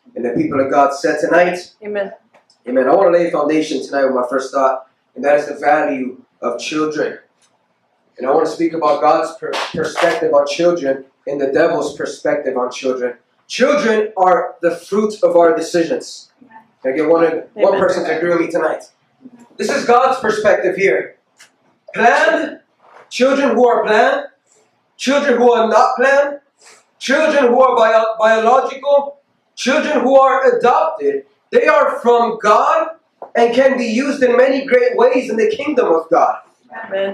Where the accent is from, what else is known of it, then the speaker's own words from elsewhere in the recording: United States; we as Christians or we as human beings, especially as American